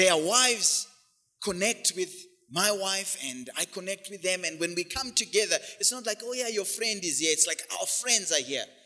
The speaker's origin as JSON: {"language": "English", "country": "Zimbabwe", "tie": "born or raised there", "moved": "yes", "said": "back home, back in the hood, where we grew up in Zim"}